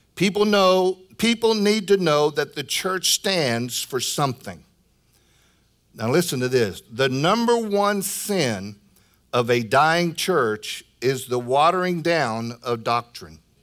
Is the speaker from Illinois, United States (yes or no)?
yes; Illinois, United States; moved away; from Illinois, my home state